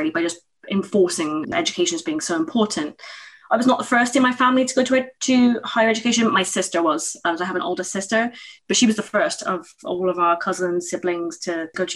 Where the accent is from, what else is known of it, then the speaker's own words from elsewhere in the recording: Plymouth, South West England, United Kingdom; I grew up in Plymouth in England in government housing